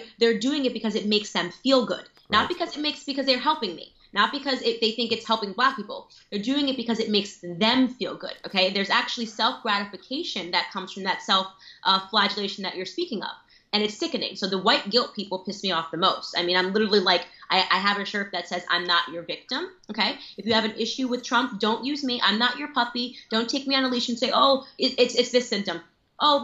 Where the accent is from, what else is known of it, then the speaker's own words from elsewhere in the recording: Stamford, Connecticut, United States; I grew up in Stamford, Connecticut